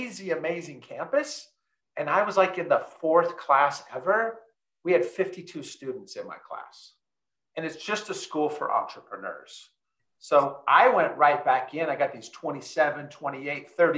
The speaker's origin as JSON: {"language": "English", "region": "California", "country": "United States", "said": "I'm from California"}